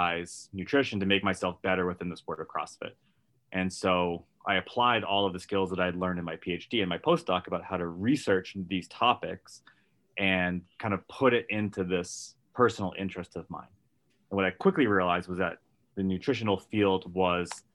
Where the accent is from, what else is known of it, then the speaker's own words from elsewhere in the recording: Massachusetts outside of Boston, United States; also born or lived in Washington, D.C.; I grew up in Massachusetts outside of Boston